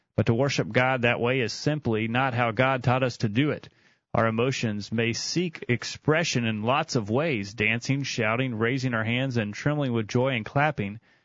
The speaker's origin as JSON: {"language": "English", "region": "Tennessee", "country": "United States", "said": "we're from Tennessee"}